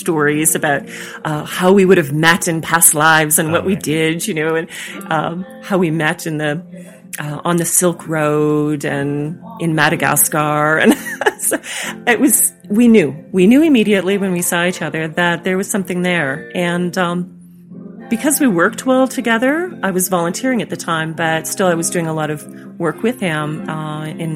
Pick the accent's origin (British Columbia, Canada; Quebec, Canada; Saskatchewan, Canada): Saskatchewan, Canada; moved away as an adult; also born or lived in California; growing up in Saskatchewan, you know, my experiences on the prairies